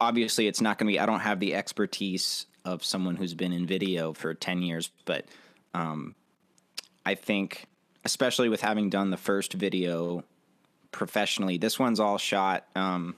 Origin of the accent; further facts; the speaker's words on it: Virginia, United States; moved away as an adult; now in Nashville, United States; I grew up in Virginia, and I moved to Nashville, I think about 2 years ago